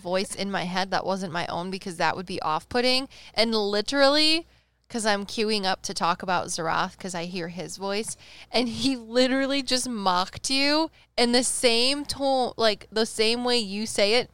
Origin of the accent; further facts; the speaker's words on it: Midwest, United States; we're from the Midwest